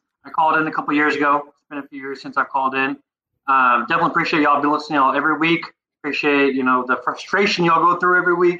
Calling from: Austin, Texas, United States; I'm calling from Austin, Texas.

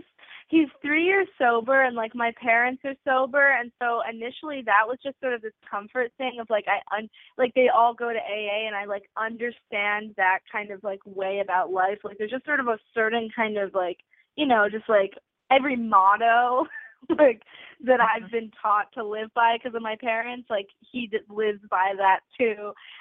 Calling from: New York City, New York, United States; I'm calling from New York City, and I'm 18.

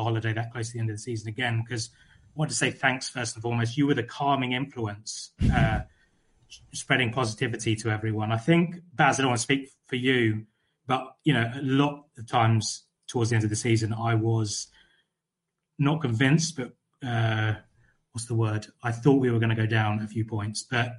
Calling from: London, United Kingdom; I'm actually calling from Central London.

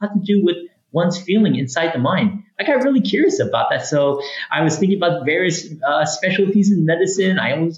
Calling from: Olympia, Washington, United States; I'm joining you from Olympia, Washington, here on the West Coast, here in the U.S., so from across the pond.

